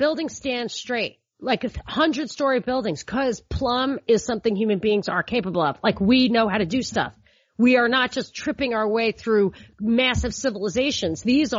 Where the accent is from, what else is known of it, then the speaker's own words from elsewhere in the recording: New York, United States; I'm from New York, and I have a lot of cop relatives